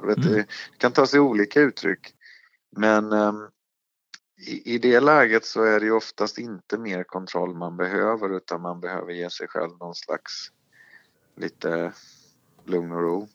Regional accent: Småland, Sweden; Jag är ju från Småland själv.

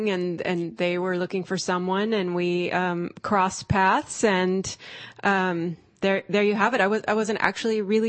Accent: Stockton, California, United States; I'm from Stockton

